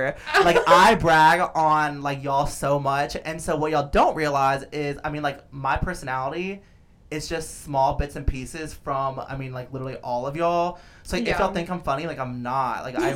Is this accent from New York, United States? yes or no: no; Atlanta, Georgia, United States; also born or lived in Athens, Georgia; I'm from Atlanta.